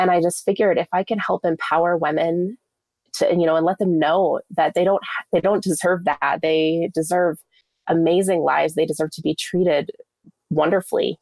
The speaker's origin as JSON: {"language": "English", "town": "Fort Collins", "region": "Colorado", "country": "United States", "tie": "born or raised there", "also_born_or_lived": "Southern California", "said": "I grew up in Fort Collins, Colorado. My parents moved us there"}